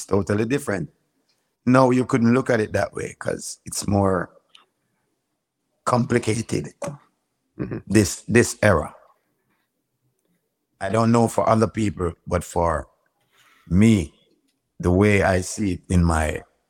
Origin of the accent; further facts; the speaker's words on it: Manchester Parish, Jamaica; I was born and raised in a parish called Manchester